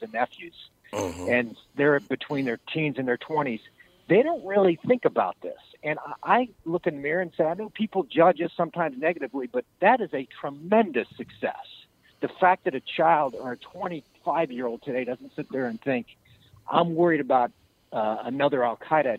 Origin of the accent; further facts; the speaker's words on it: United States; I'm an American. I grew up playing Little League